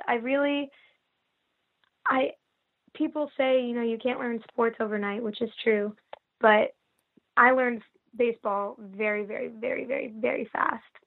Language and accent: English; Northern California, United States; moved away as an adult; now in San Diego, United States; I'm from Northern California